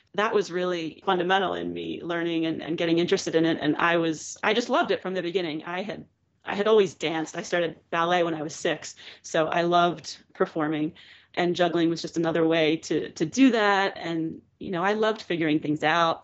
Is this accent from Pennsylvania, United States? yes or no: yes; Drexel Hill, Pennsylvania, United States; moved away as an adult; also born or lived in Philadelphia / New York; now in Pennsylvania, United States; I grew up in Drexel Hill, Pennsylvania, which is a suburb of Philadelphia